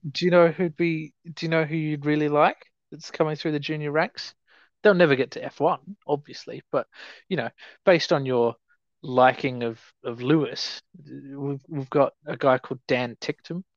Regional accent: Australia; especially not as an Australian

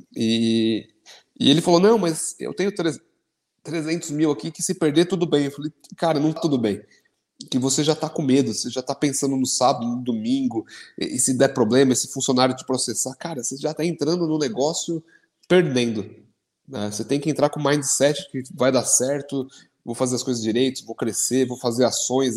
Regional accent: São Caetano do Sul, São Paulo, Brazil; lá na minha cidade de São Caetano

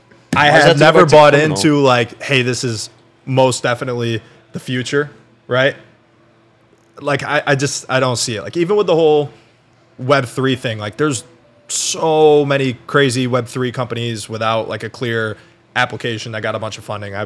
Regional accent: United States; we're from the U.S.

